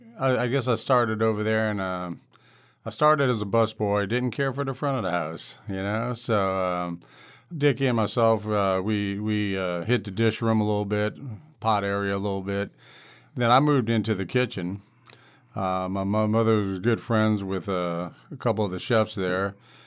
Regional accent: New Orleans, Louisiana, United States; I grew up in the Ninth Ward.

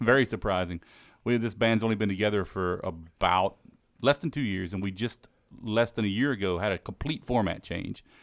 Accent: Mississippi Gulf Coast, United States; moved away as an adult; now in Maryland, United States; I'm from Mississippi, down from the, uh, Gulf Co-, Coast region.

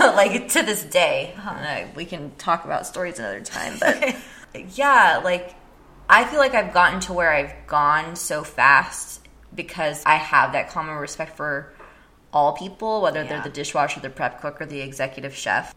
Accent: San Jose, California, United States; moved away as an adult; now in San Francisco, United States; I'm actually from San Jose

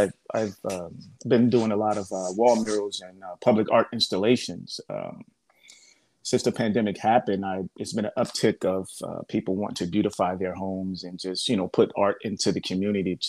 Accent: New Jersey, United States; moved away as an adult; also born or lived in Florida; now in Palm Springs, United States; I was born in Florida, but I grew up in New Jersey. So I came from the East Coast and I got to Palm Springs in 2011

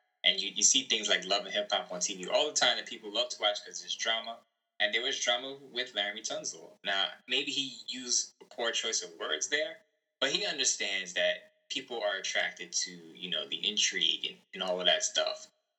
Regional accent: New York, United States; I'm a New Yorker, you know, and I root for the Jets and Giants and the Raiders.

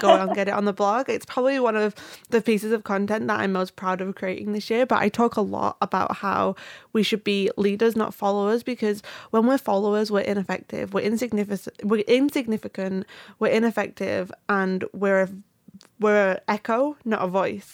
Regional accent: United Kingdom; I'm British.

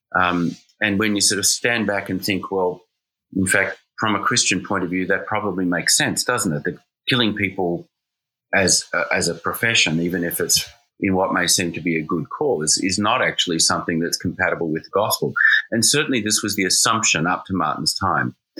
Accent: Australia; now in New Haven, United States; I'm an Australian

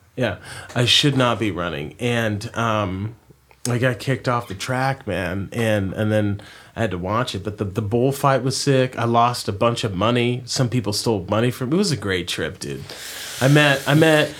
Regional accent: Oregon, United States; I'm from Oregon

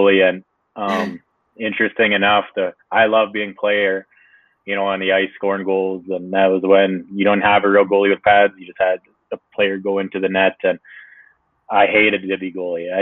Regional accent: Wetaskiwin, Alberta, Canada; also born or lived in Maskwacis (Bear Hills) reservation, Alberta / Hanover, New Hampshire, United States; I lived there till I was about 6 or 7, grew up on a ranch there on the reservation. And then when my parents split up, I moved with my mother and one of my brothers. I have 5 brothers, one of my brothers to Wetaskiwin

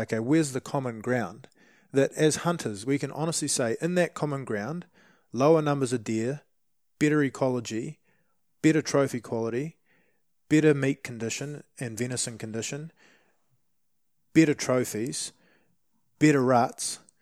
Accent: New Zealand; as a Kiwi

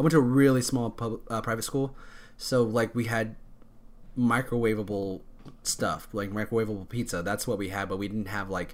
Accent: Texas, United States; I grew up in Texas

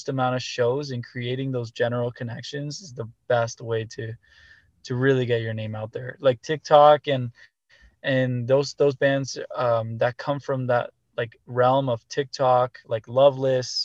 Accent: Canada; as a Canadian band

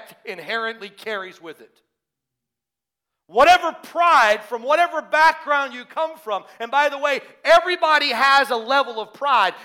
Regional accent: the South, United States; moved away; I grew up in the South

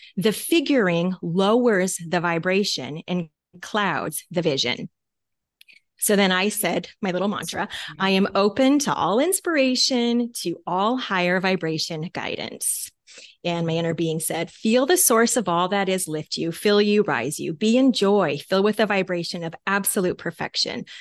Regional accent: Talkeetna, Alaska, United States; That is where we are from.

